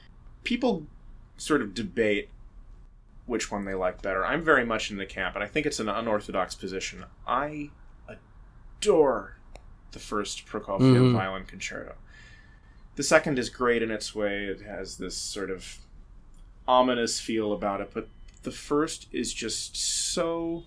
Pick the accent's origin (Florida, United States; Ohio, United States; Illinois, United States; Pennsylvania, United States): Pennsylvania, United States; Philadelphia; now in New York, United States; the Philadelphia Orchestra, my hometown band.